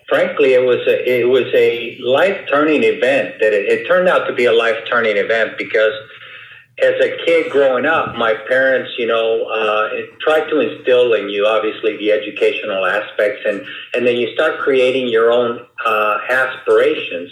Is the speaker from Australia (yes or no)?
no; Havana, Cuba; moved away; I was born in Cuba, in Havana, Cuba